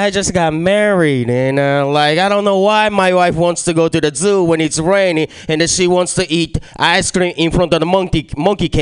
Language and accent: English; Japan; moved away; I was born and raised in Japan